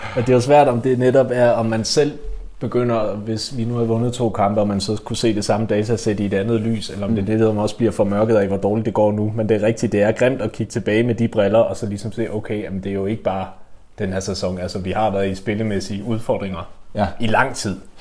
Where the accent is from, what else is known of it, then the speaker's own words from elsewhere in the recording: West Jutland, Central Denmark Region, Denmark; jeg er også meget fra Vestjylland